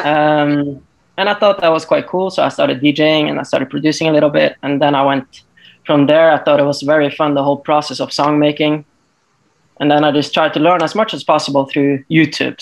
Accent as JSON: {"language": "English", "town": "Tromsø", "region": "Troms", "country": "Norway", "said": "I'm actually from way north in Norway. So uh, it's a town called uh, Tromsø"}